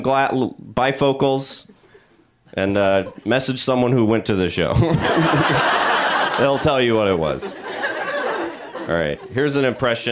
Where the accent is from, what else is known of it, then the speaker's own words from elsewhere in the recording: the South, United States; also born or lived in Georgia; now in Los Angeles, United States; I'm from the South